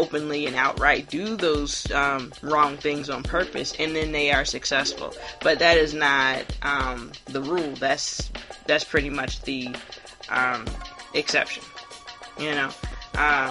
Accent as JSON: {"language": "English", "town": "Hilton Head", "region": "South Carolina", "country": "United States", "said": "I'm from Hilton Head, South Carolina"}